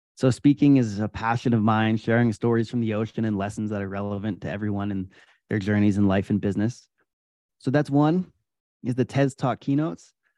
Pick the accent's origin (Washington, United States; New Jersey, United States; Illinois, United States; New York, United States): New York, United States; Adirondack Mountains, upstate; I grew up in the Adirondack Mountains in upstate New York